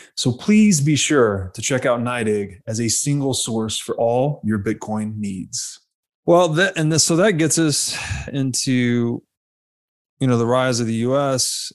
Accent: Chattanooga, Tennessee, United States; I grew up in Tennessee.

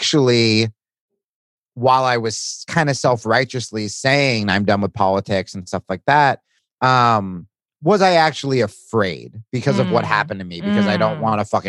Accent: Hawaii, United States; as a Hawaiian

